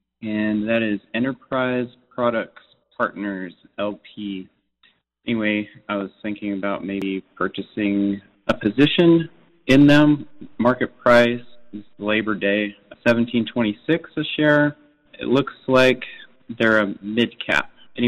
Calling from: Texas, United States; I'm calling from Texas.

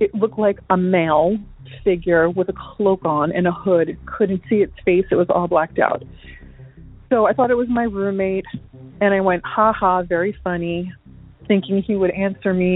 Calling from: Florida, United States; I'm calling from Florida

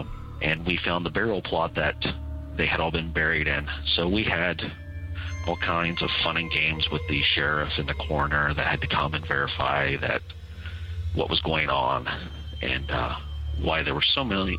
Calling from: Ohio, United States; I am from the Central Ohio area.

